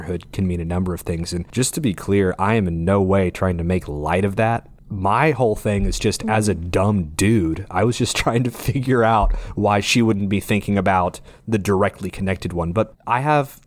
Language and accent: English; United States